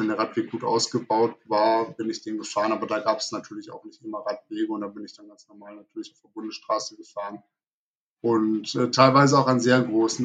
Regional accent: Wuppertal, North Rhine-Westphalia, Germany; Wuppertal, also in meine Heimatstadt

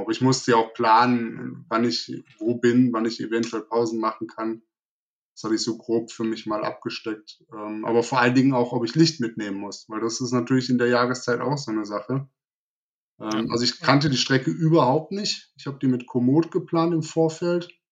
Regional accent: Wuppertal, North Rhine-Westphalia, Germany; Wuppertal, also in meine Heimatstadt

